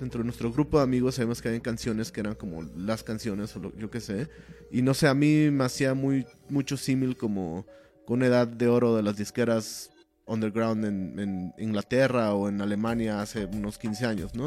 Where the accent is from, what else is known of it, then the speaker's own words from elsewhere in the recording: State of Mexico, Mexico; now in Mexico City, Mexico; Yo crecí en el Estado de México